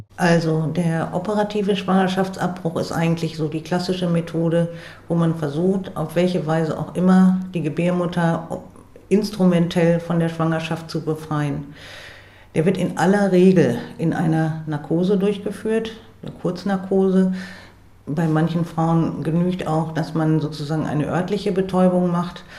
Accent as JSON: {"language": "German", "town": "Bremerhaven", "region": "Bremen", "country": "Germany", "said": "in Bremerhaven, wo ich herkomme"}